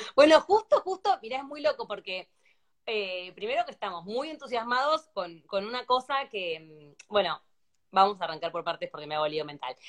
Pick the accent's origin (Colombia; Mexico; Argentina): Argentina; now in Spain; Cuando sos argentino